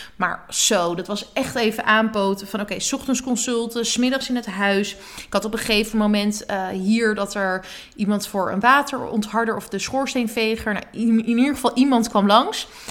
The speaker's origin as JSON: {"language": "Dutch", "town": "Badhoevedorp", "region": "North Holland", "country": "Netherlands", "tie": "born or raised there", "also_born_or_lived": "Amsterdam", "said": "bij mijn ouders in de straat in Badverdorp. Waar ik ben opgegroeid."}